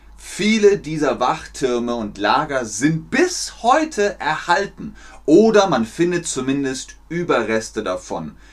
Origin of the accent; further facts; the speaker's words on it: Bavaria, Germany; Ich komme aus Bayern, aus dem Süden von Deutschland